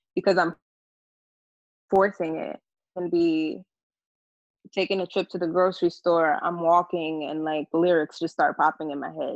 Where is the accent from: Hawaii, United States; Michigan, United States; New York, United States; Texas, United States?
New York, United States; New York City; we grew up in the Bronx